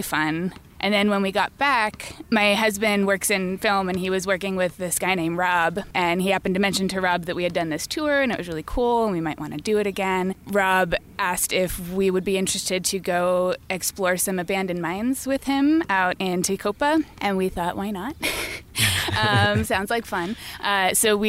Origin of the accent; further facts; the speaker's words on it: Petaluma, California, United States; moved away as an adult; now in Los Angeles, United States; I grew up in Northern California, a little town called Petaluma, north of San Francisco